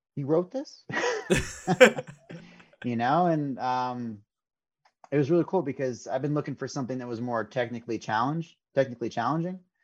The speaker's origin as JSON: {"language": "English", "area": "Fairfield County", "region": "Connecticut", "country": "United States", "tie": "born or raised there", "said": "growing up in Connecticut"}